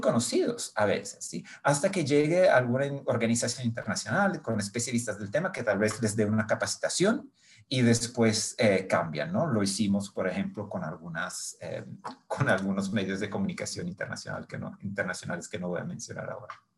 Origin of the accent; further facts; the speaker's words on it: Brindisi, Apulia, Italy; Spanish is a second language; moved away; nací en Italia, en una ciudad que se llama Brindisi